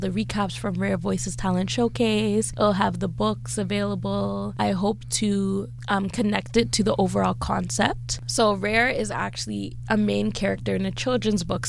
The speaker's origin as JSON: {"language": "English", "town": "Toronto", "region": "Ontario", "country": "Canada", "tie": "born or raised there", "said": "I am born and raised in Toronto and I've been here the 25 years"}